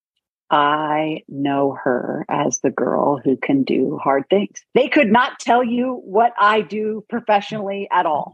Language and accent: English; Northern California, United States; I grew up in Northern California.